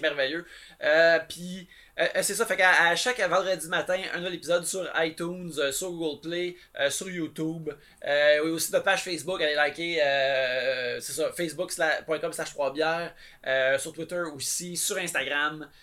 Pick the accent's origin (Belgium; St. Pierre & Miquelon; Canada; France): Canada; Abitibi, Quebec; je viens d'Abitibi